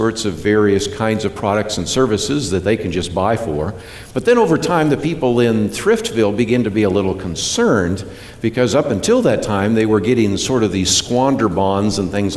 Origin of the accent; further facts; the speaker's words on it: Berkeley, California, United States; now in Texas, United States; I was born in Berkeley, California. Berkeley, California, okay? I'm from California originally, although I live in Texas now